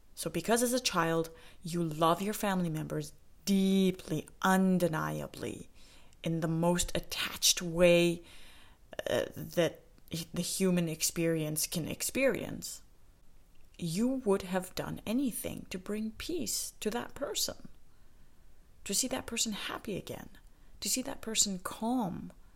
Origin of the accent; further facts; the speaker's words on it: Saskatoon, Saskatchewan, Canada; Saskatoon, Saskatchewan, where I grew up in Canada